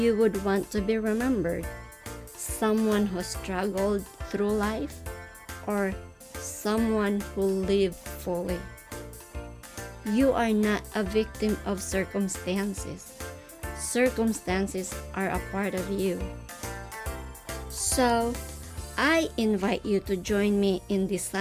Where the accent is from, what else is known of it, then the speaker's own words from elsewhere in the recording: Philippines; first language Tagalog; English is a second language; English is my second language. My native language is Tagalog and other dialects in the Philippines.